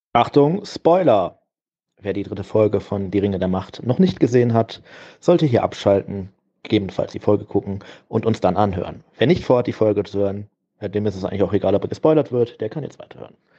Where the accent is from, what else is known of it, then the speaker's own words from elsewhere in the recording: Ratingen, North Rhine-Westphalia, Germany; das kommt aus dem Talschlösschen in Rating. Das ist äh, so eine kleine Kneipe neben der Schule, wo ich irgendwie zur Schule gegangen bin